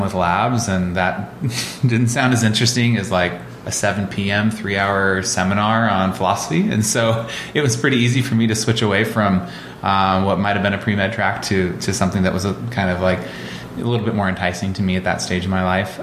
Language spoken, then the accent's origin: English; Olympia, Washington, United States; I grew up in Olympia and, um, you know, 15, 20 miles outside of town